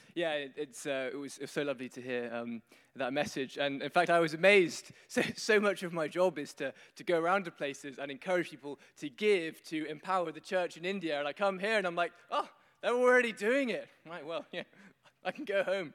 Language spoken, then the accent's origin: English; London, United Kingdom; accent: Queen's English; I'm from London, I speak the Queen's English